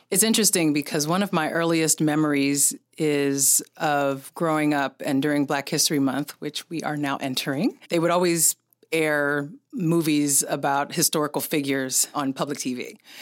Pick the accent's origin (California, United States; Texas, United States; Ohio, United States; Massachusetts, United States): California, United States; San Francisco; I'm from San Francisco